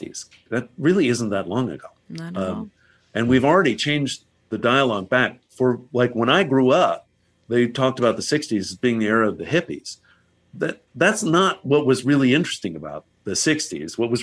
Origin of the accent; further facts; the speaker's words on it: Virginia, United States; now in Los Angeles, United States; my home state of Virginia.